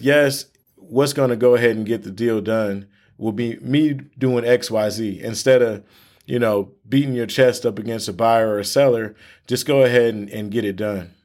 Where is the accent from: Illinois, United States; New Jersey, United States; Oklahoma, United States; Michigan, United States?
Michigan, United States; we're from Michigan